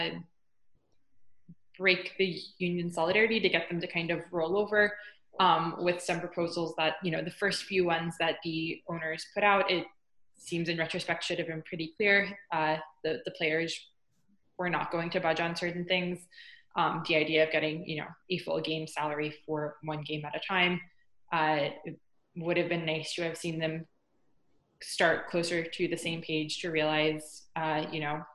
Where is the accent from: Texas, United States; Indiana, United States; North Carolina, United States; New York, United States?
North Carolina, United States; I grew up in North Carolina, so I grew up going to more minor league games than major league